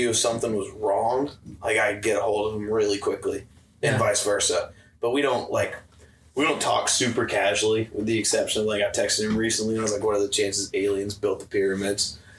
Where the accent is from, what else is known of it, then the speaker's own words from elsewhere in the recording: Findlay, Ohio, United States; Findlay, Ohio.